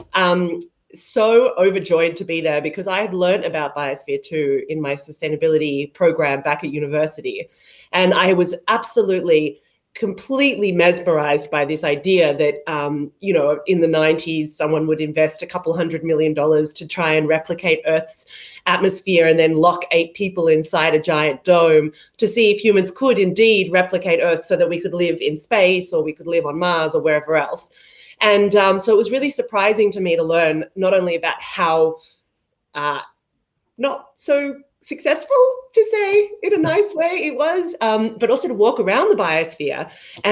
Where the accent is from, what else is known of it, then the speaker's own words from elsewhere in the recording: Australia; I'm Australian